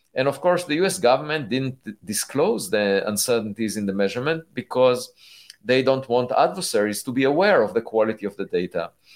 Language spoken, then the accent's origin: English; Israel; I was born in Israel